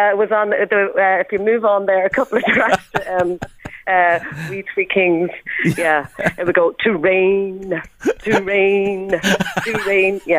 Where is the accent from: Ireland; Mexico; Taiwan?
Ireland; Dundalk, County Louth; Well, growing up, uh, growing up, well, I used to do like